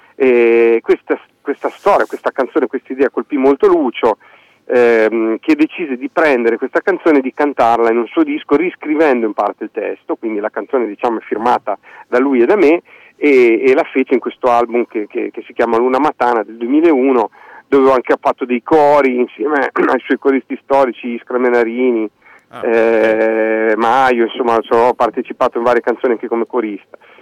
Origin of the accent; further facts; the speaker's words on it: Fano, Marche, Italy; accent: quasi romagnolo; sono, sono, di Fano, di Fano